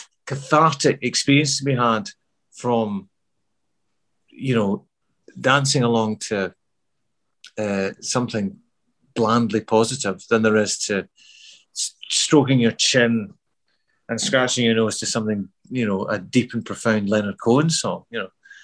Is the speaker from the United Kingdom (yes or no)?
yes; Glasgow, Scotland, United Kingdom; accent: Glasgow; also born or lived in Midlands; back to Glasgow in the mid 70s, I didn't feel like I fitted in at all. You know, I had to change my accent back from, because I had a Midlands accent when I was a kid. So I had to sort of change that back to a Glasgow accent